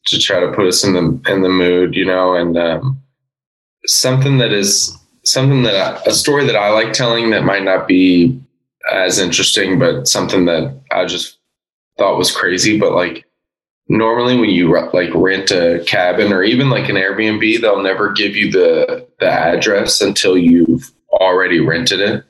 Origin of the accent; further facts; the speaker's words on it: Oldham County, Kentucky, United States; also born or lived in Louisville; we're from Louisville, but we're all from Oldham County